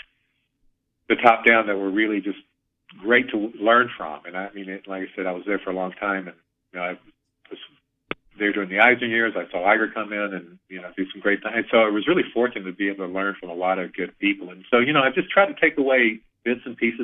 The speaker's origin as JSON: {"language": "English", "region": "Alabama", "country": "United States", "tie": "born or raised there", "moved": "yes", "said": "I grew up in Alabama"}